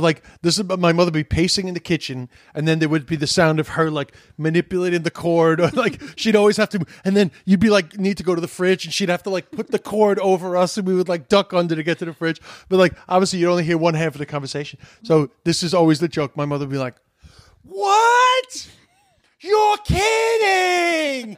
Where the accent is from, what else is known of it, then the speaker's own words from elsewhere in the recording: United States; I'm an American